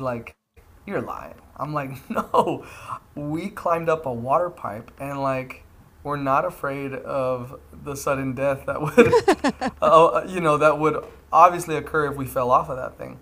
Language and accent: English; Atlanta, Georgia, United States; also born or lived in Fort Lauderdale, Florida / Lilburn, Georgia; I grew up most of my life in Georgia